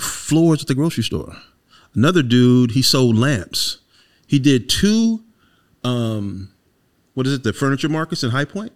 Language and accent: English; Wilmington, North Carolina, United States; born and raised in Wilmington, North Carolina